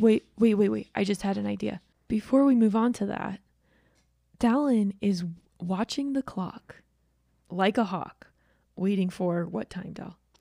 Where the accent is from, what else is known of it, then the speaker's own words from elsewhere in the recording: Georgia, United States; I'm from Georgia